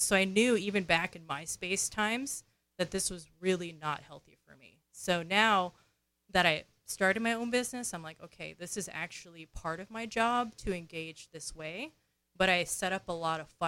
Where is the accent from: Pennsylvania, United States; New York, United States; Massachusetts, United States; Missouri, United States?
New York, United States; So I grew up in New York, and New York is an extroverted culture, right?